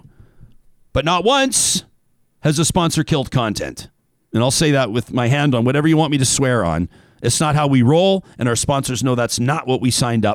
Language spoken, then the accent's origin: English; Calgary, Alberta, Canada; my hometown